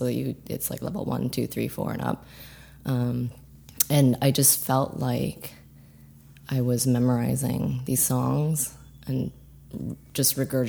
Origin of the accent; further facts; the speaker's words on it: Ottawa, Ontario, Canada; moved away as an adult; also born or lived in Toronto; now in Brooklyn, United States; I'm actually born in Ottawa, and then I moved to Toronto. So I was in Toronto for like 8 years.